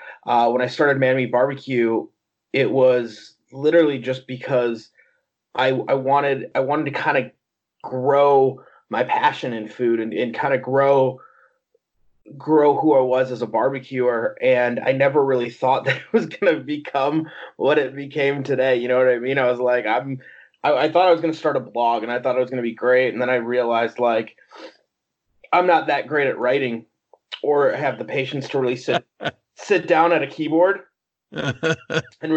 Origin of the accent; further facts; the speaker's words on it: outside of Chicago, Illinois, United States; I'm born and raised outside of Chicago, Illinois